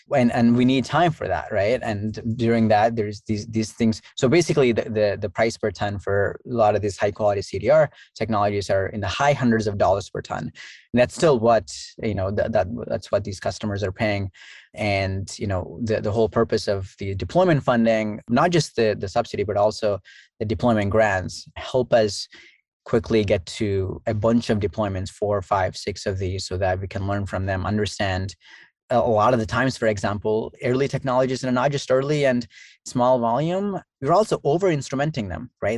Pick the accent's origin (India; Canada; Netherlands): India; Southeast India; now in United States; I grew up in Southeast India